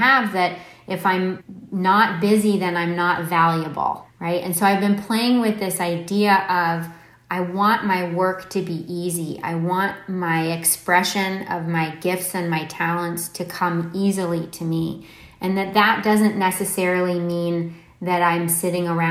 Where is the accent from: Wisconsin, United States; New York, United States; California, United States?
California, United States; Palo Alto; moved away; I don't live in Silicon Valley now, but I grew up in Palo Alto